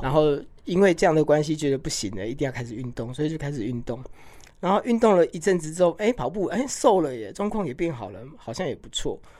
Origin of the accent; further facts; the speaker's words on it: Hualien, Hualien County, Taiwan; 这个又是我的花莲，我出生的地方